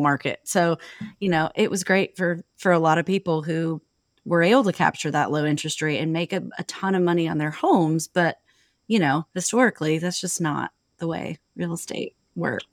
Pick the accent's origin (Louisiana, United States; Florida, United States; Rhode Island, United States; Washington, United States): Washington, United States; Seattle; moved away; I'm from Wa-, Seattle